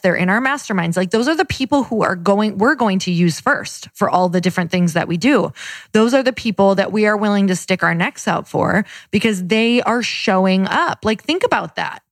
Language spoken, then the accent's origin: English; Midwest, United States; I'm from the Midwest